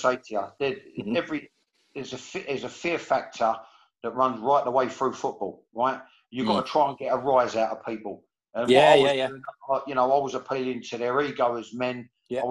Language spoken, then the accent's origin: English; England, United Kingdom; as an Englishman